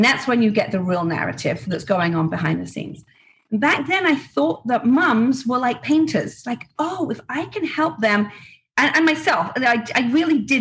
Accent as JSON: {"language": "English", "region": "England", "country": "United Kingdom", "tie": "born or raised there", "moved": "as an adult", "lives_now": "Florida, United States", "said": "I grew up in England, very quiet home"}